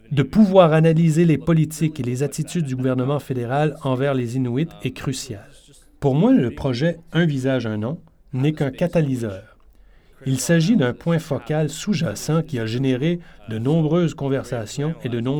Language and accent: French; Iqaluit, Nunavut, Canada; Je suis originaire d'Iqaluit